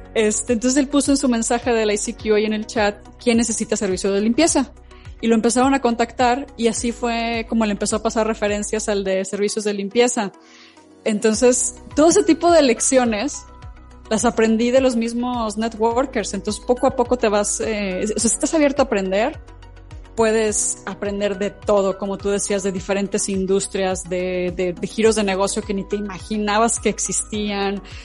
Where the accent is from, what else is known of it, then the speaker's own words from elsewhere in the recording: León, Guanajuato, Mexico; en mi ciudad natal, en León